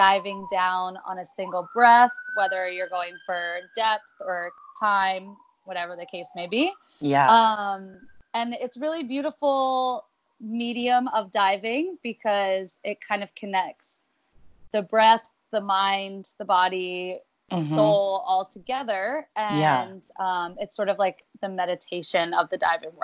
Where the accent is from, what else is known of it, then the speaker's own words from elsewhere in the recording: Philadelphia, Pennsylvania, United States; moved away as an adult; now in Hawaii, United States; I grew up in Philadelphia, Pennsylvania, and migrated out to Hawaii about 7-8 years ago.